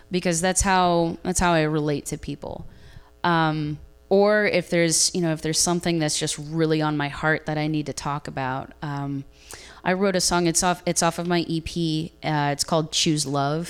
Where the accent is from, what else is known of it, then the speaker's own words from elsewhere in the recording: Ohio, United States; moved away as an adult; now in Nashville, United States; I am originally from Ohio